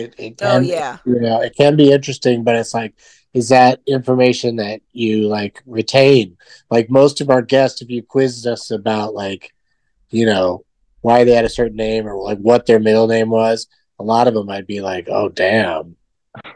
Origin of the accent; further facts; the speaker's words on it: San Diego, California, United States; I'm from San Diego.